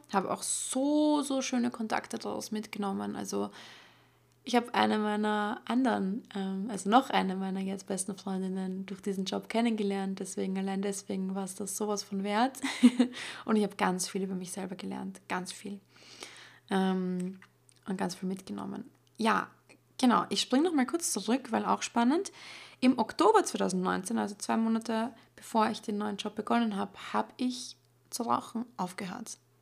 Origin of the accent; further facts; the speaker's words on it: Austria; bei uns in Österreich